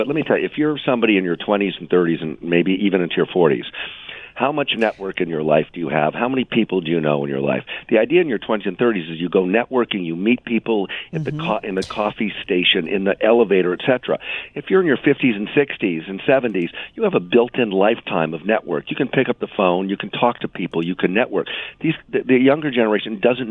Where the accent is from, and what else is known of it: New York, United States